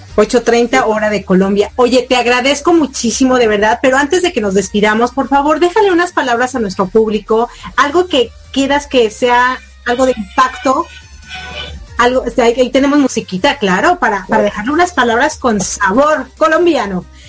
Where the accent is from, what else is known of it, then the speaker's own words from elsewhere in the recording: Mexico; moved away as an adult; also born or lived in United States / Ecuador; cuando salí de México dije, ay no, ya estoy harta de México, me voy a ir a Estados Unidos.